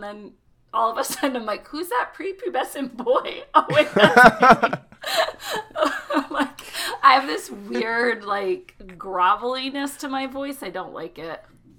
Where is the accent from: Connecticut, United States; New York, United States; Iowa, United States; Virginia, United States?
Connecticut, United States; accent: Connecticut; My Connecticut accent is so strong.